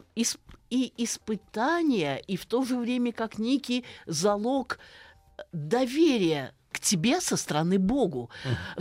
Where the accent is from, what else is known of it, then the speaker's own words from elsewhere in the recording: Saratov, Saratov Oblast, Russia; moved away; родилась и выросла в Саратове, напротив города Энгельса, бывшего Покровска.